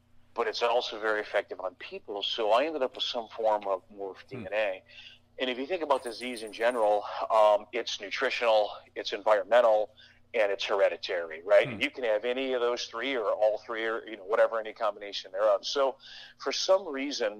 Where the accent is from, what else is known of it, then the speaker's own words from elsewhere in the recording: about 50 miles north of Detroit, Michigan, United States; I was born in Michigan, about 50 miles north of Detroit.